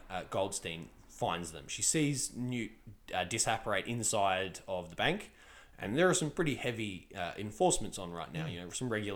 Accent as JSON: {"language": "English", "country": "Australia", "said": "as an Australian"}